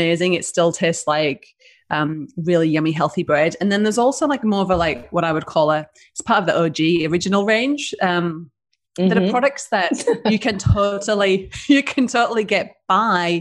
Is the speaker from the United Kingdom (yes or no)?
yes; United Kingdom; accent: British; now in Denmark, Western Australia, Australia; So I'm a northerner